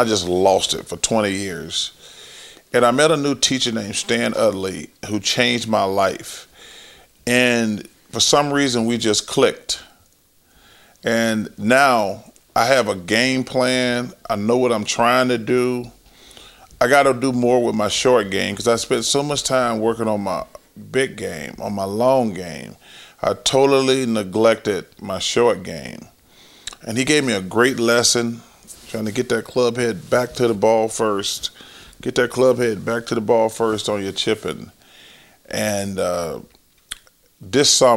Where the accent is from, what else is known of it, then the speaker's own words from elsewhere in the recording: Leeds, Alabama, United States; moved away; growing up in Alabama